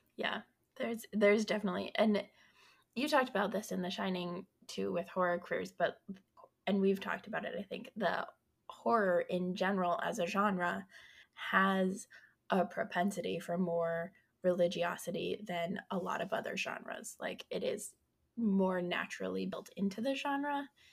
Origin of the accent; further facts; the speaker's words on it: Colorado, United States; I'm from Colorado